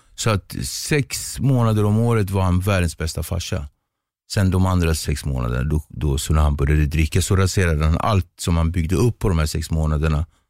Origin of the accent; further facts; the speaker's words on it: Nacka, Stockholm County, Sweden; also born or lived in Cape Verde; jag är uppväxt i Ektorp